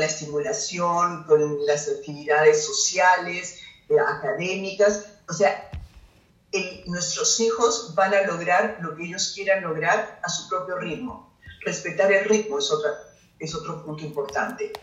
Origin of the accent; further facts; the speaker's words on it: Peru; para nosotros como peruanos es un orgullo